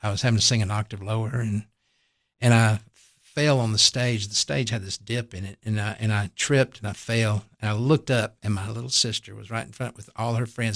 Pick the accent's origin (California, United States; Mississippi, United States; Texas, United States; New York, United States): Mississippi, United States; Tylertown; I grew up in a little town called Tylertown, Mississippi